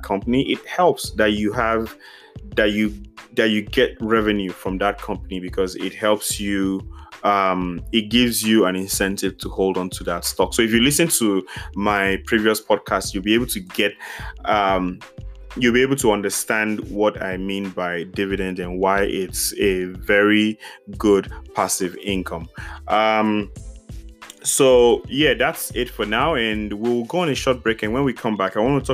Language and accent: English; Nigeria; As a Nigerian